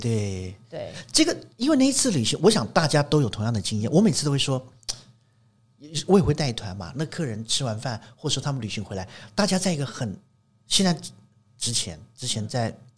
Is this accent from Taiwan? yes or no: yes; Taiwan; 我们台湾人